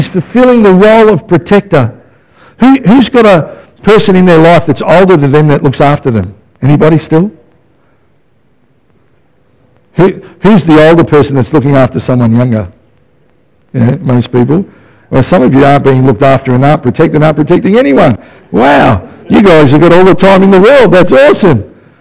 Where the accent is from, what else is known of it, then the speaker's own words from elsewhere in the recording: Melbourne, Victoria, Australia; I grew up in West Footscray